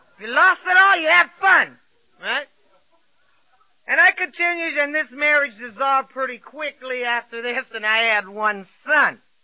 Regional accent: Los Angeles, California, United States; I was born and raised in East Los Angeles

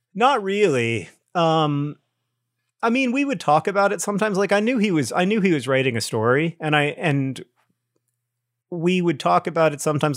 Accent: Orlando, Florida, United States; growing up in Orlando

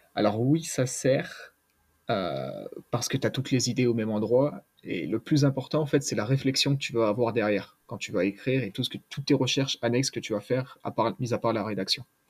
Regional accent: Grenoble, Auvergne-Rhône-Alpes, France; je suis de Grenoble, j'ai la chance d'avoir les montagnes autour de moi

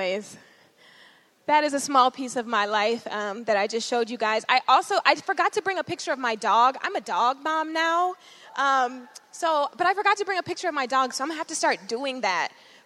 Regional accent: Georgia, United States; moved away as an adult; also born or lived in Minneapolis, Minnesota; I was born in Minneapolis, but I grew up in Georgia

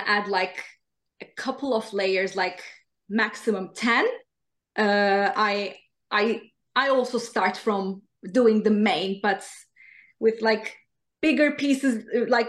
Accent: Turkey; English is a second language; now in Sweden; I'm from Turkey

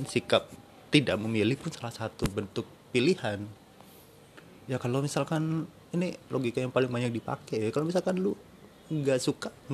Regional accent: Surabaya, East Java, Indonesia; gue gue orang Surabaya tapi ngomong lu gue ini kayak berasa entar pasti ada yang ngomong aku ah, nong Surabaya

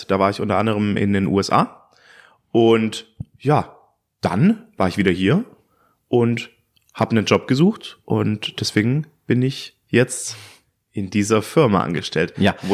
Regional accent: Stuttgart, Baden-Württemberg, Germany; Ich bin äh, wie alt bin ich denn? Ich bin 28 Jahre alt. Ich komme aus Stuttgart.

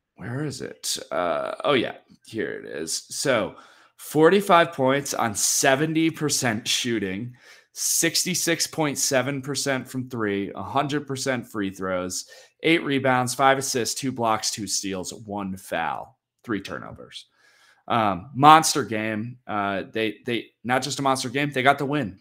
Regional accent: New York, United States; my hometown team of so many championships

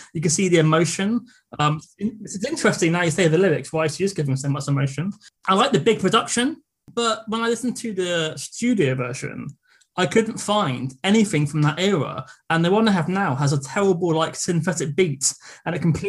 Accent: England, United Kingdom; being English and having terrible French

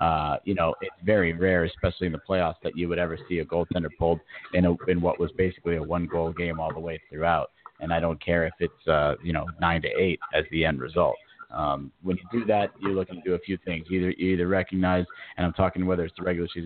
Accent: Florida, United States; here to my home state

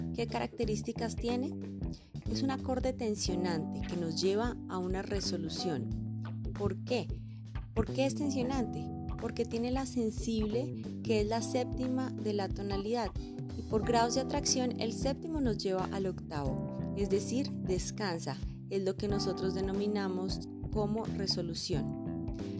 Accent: Colombia

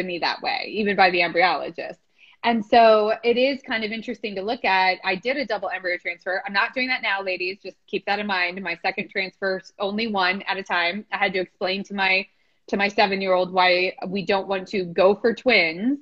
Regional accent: D.C., District of Columbia, United States; moved away; also born or lived in California; I grew up outside DC.

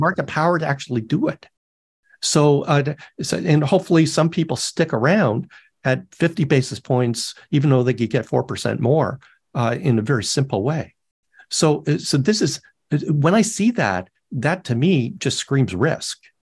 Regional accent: Canada; now in United States; I'm Canadian

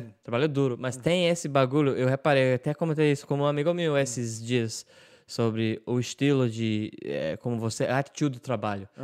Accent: Ireland; Portuguese is a second language

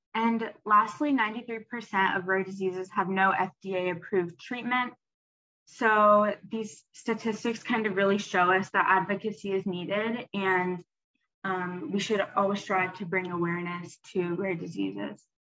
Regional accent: Atlanta, Georgia, United States; I'm a freshman at Duke and I'm from Atlanta, Georgia

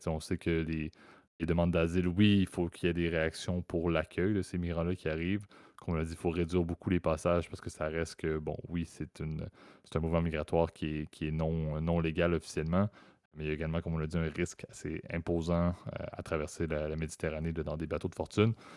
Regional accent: Canada; ma vision en tant que Canadien

